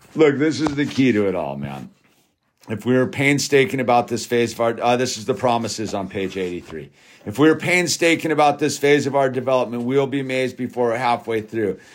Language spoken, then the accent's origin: English; Malibu, California, United States; growing up in Malibu and living in Malibu